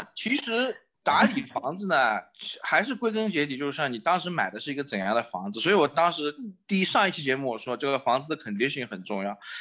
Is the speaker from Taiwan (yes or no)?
no; China; now in Chicago, United States; 我们中国人